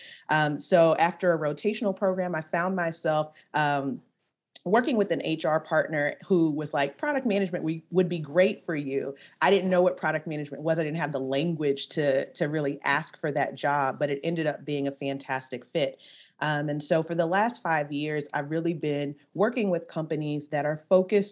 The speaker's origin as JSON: {"language": "English", "town": "Baton Rouge", "region": "Louisiana", "country": "United States", "tie": "born or raised there", "said": "I'm originally from Baton Rouge, Louisiana."}